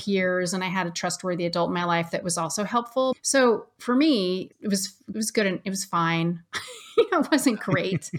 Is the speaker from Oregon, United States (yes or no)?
yes; Ashland, Oregon, United States; I grew up in Ashland, Oregon, which is pretty liberal.